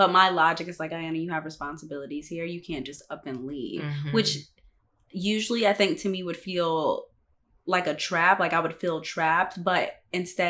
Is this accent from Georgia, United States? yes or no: yes; Atlanta, Georgia, United States; moved away as an adult; I'm actually from Atlanta, Georgia